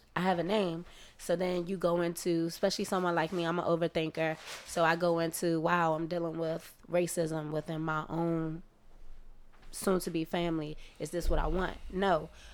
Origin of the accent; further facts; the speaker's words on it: United States; me being American